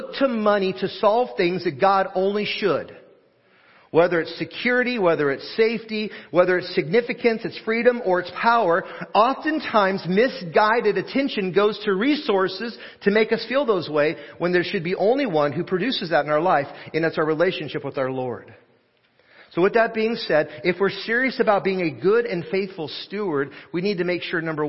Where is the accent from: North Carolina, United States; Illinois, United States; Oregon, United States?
Oregon, United States; Portland; I grew up in Portland, Oregon, and blessed to have grown up in a little area, pocket of Portland called Happy Valley